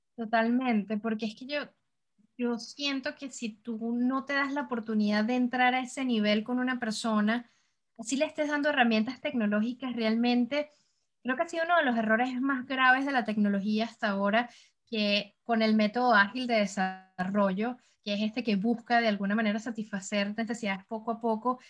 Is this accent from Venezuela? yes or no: yes; Caracas, Capital District, Venezuela; moved away as an adult; now in Montreal, Canada; Yo vengo del trópico del Caribe, vengo de Caracas, Venezuela